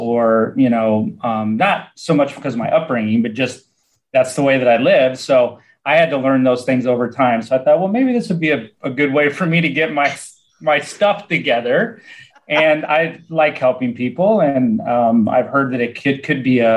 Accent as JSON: {"language": "English", "region": "Nebraska", "country": "United States", "also_born_or_lived": "Florida", "moved": "as an adult", "said": "I'm from Nebraska originally. I moved to Florida in the late 90s."}